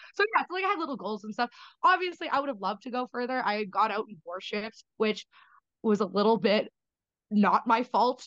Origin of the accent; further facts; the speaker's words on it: Canada; as a Canadian